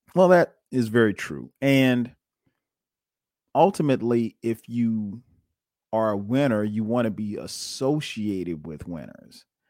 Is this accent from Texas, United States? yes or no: no; Florence, South Carolina, United States; moved away as an adult; now in Atlanta, United States; I'm originally from Florence, South Carolina. Went to school in South Carolina, went to college at South Carolina State.